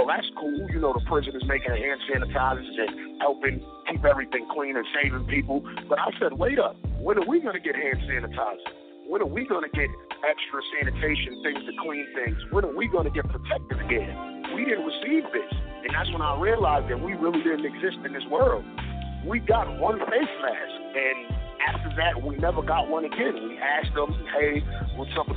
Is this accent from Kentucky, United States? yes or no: no; New York City, New York, United States; I'm from East New York, Brooklyn